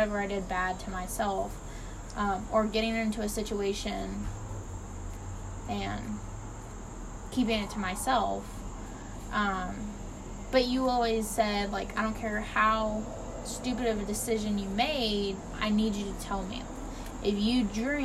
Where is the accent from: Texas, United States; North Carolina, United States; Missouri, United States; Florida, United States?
Florida, United States; Temple Terrace; we grew up in Florida